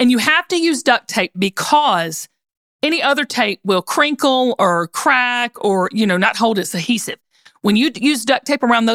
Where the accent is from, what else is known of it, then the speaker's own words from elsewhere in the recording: the South, United States; growing up in the South